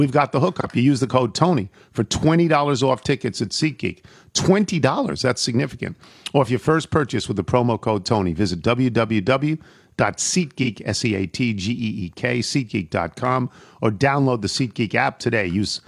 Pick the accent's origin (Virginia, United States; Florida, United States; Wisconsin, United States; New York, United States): New York, United States; moved away; also born or lived in Long Beach, New York; I grew up in New York